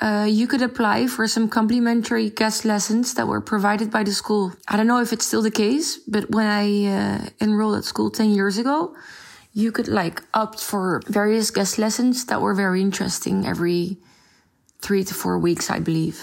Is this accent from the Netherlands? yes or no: yes; Netherlands; also born or lived in France; I grew up in the Netherlands, although I was born in France.